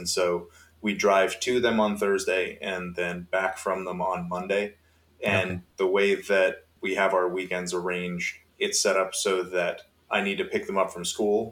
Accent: Massachusetts, United States; now in Salem, Virginia, United States; I am from Massachusetts originally, but I now live in Salem, Virginia, which is right outside of Roanoke

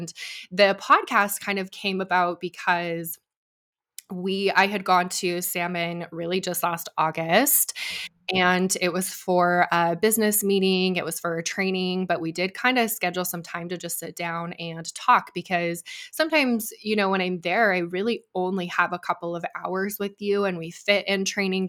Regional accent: Idaho, United States; moved away as an adult; also born or lived in Arizona; I'm from Idaho originally

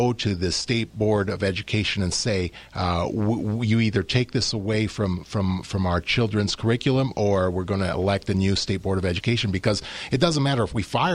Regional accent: New York, United States; as an American, as an American here, a U.S. citizen, born in New York

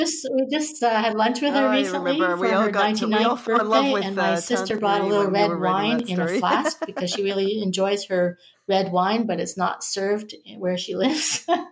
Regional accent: Canada; being Canadian is special, and it makes me proud to be a sixth or seventh generation Canadian.

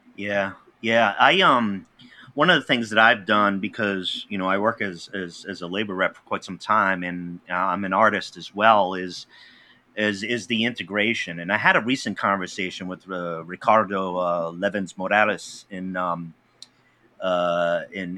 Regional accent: Pawtucket, Rhode Island, United States; I grew up in Pawtucket, Rhode Island

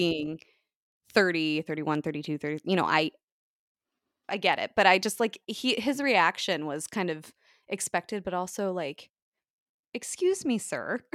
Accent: United States; I'm the Yank

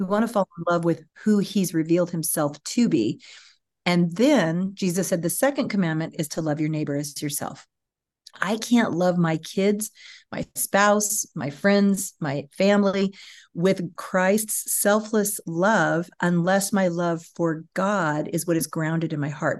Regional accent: California, United States; moved away as an adult; also born or lived in Austin, Texas; I was from California

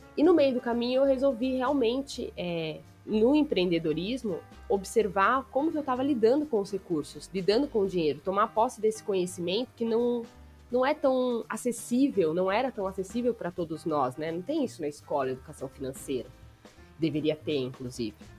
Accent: Bragança Paulista, São Paulo, Brazil; moved away; voltei para Bragança Paulista, que é a minha terra de nascimento

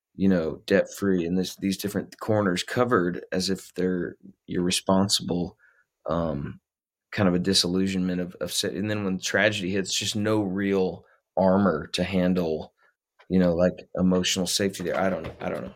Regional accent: Middletown, Ohio, United States; also born or lived in Texas / Nashville; now in Kansas, United States; I was born in Texas and then we moved to Ohio. That's where I grew up

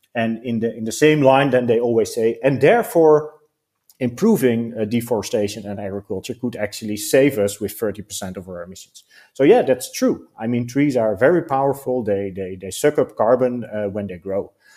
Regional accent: Netherlands; we are from the Netherlands, so I grew up in the Netherlands.

